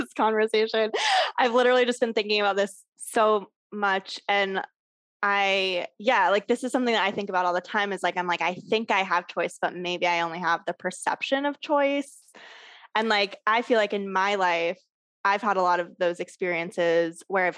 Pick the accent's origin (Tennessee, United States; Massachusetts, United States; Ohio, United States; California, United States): California, United States; Southern; moved away as an adult; also born or lived in New York / Los Angeles; now in Asheville, United States; I grew up in Southern California, but then I went to New York for college and then I moved back to LA and I stayed there for like 10 years